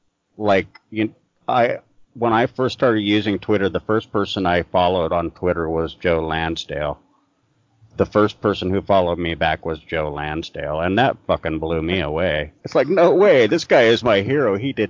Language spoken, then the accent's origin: English; Ireland; Yeah, and I'm Irish, so it's like if you exhibit manners, there's something wrong with you.